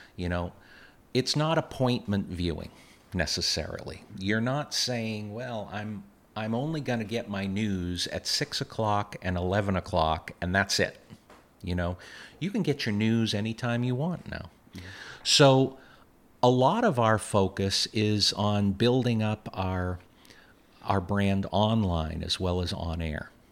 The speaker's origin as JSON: {"language": "English", "town": "Boston", "region": "Massachusetts", "country": "United States", "tie": "born or raised there", "also_born_or_lived": "Montana / California", "moved": "as an adult", "lives_now": "Plattsburgh, United States", "said": "I grew up in Boston from the time I was a year old"}